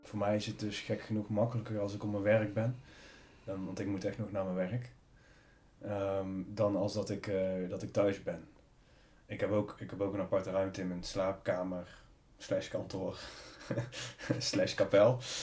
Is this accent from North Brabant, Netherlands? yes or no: yes; North Brabant, Netherlands; moved away as an adult; in Brabant, waar ik iedereen kende, waar ik vandaan kom